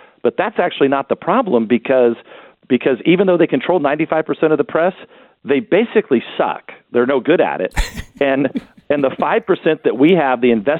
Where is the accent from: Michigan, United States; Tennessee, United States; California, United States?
California, United States; Look, I'm from California, so you know I've watched this happen my whole life.